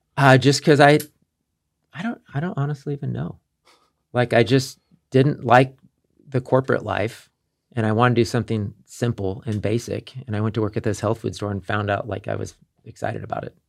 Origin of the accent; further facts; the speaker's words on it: Kansas City, United States; moved away as an adult; also born or lived in Las Vegas; I'm from Kansas City, but at this time in my life, I was living in Las Vegas.